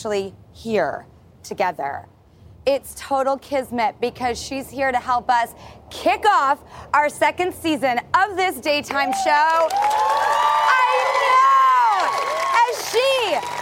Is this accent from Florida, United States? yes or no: no; Los Angeles, California, United States; We are here in my hometown of Hollywood